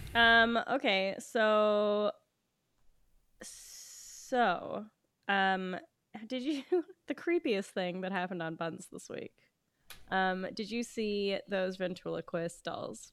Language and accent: English; West Coast of Canada, Canada; now in Toronto, Canada; I'm from the West Coast